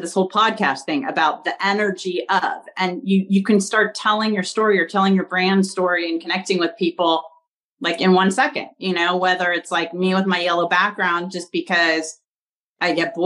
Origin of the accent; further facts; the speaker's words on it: Pasadena, California, United States; also born or lived in Washington, D.C.; I grew up in Pasadena, California, which is, you know, home of the Rose Bowl and the Rose Parade. And I've lived here my whole life